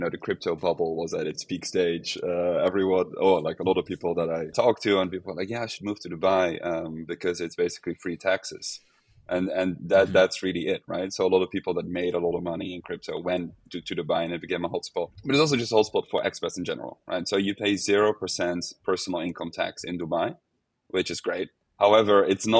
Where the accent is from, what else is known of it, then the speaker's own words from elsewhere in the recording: Netherlands; now in Portugal; I'm from the Netherlands